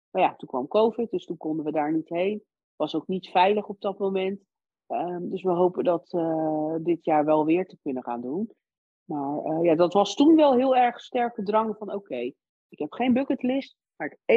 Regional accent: Lebanon; born there; Het enige wat ik toen wel wilde doen was heel graag met mijn gezin naar mijn geboorteland, naar Libanon.

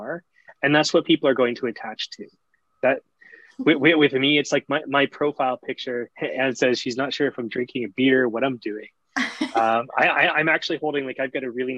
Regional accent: Barrington Passage, Nova Scotia, Canada; also born or lived in Yarmouth, Nova Scotia / Halifax, Nova Scotia; I grew up in Shelburne County around Barrington Passage area

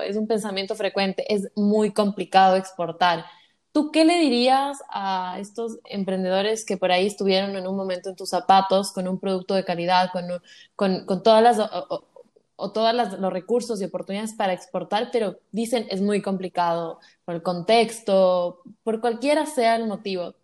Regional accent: Ecuador; yo soy de Ecuador

